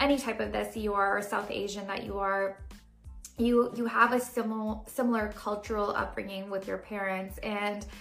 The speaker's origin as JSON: {"language": "English", "town": "Brampton", "region": "Ontario", "country": "Canada", "tie": "born or raised there", "also_born_or_lived": "Toronto", "said": "I grew up in Brampton, which is, like, a very, like, brown"}